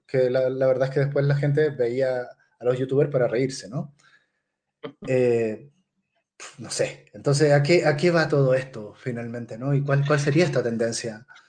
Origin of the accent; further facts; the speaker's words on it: Chile; yo, como chileno